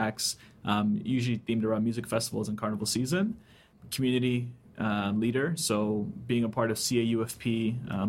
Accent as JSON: {"language": "English", "town": "Toronto", "region": "Ontario", "country": "Canada", "tie": "born or raised there", "also_born_or_lived": "White River, Jamaica / Markham, Ontario", "said": "I moved to Canada and pretty much grew up here. So I lived in and around the city. Went to high school in Markham"}